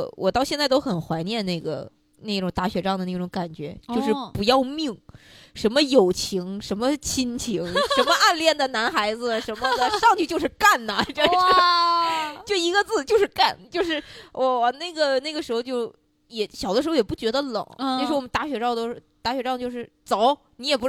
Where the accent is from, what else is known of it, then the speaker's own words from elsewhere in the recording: northern China, China; 但是我我作为北方人，感觉每年的冬天的第一场雪，自己就还是很开心